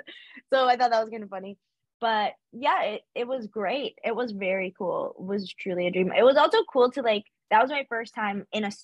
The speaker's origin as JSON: {"language": "English", "country": "Canada", "said": "as a Canadian"}